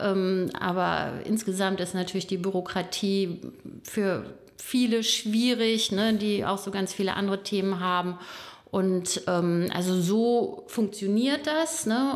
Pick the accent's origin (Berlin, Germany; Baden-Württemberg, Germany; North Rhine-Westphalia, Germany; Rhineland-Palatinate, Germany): North Rhine-Westphalia, Germany; Bonn; moved away; also born or lived in Hersel; Ich bin in Bonn geboren, lebe aber äh, mit meiner Familie in Hersel, bin auch nicht mein ganzes Leben in Bonn gewesen, aber irgendwann dann wieder hier gelandet